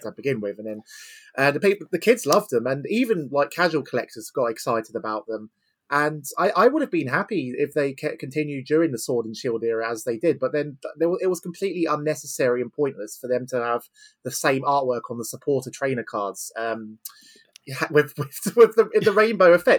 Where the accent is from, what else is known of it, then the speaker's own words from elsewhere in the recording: Eastbourne, South East England, United Kingdom; I run a weekly Pokemon League in Eastbourne, my hometown